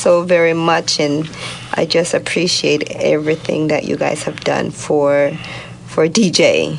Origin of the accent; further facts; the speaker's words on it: Jamaica; now in Southern California, United States; I'm from Jamaica. We're island.